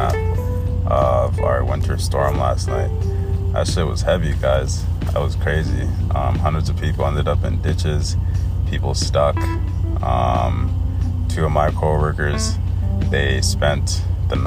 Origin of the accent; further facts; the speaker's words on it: Cairo Governorate, Egypt; I come from Africa, obviously, right? I'm a black person. And I was born in Egypt, Cairo